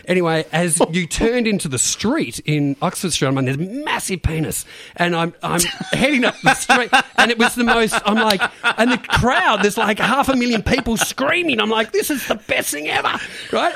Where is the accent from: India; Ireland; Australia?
Australia; Beaumaris, Victoria; I grew up in Bayside, Beaumaris